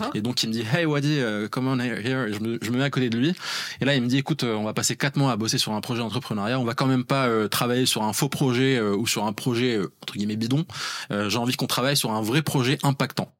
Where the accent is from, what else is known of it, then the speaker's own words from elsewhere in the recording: Rabat, Rabat-Salé-Kénitra, Morocco; moved away as an adult; also born or lived in Grenoble; j'ai grandi à Rabat au Maroc. j'ai passé toute mon enfance et adolescence.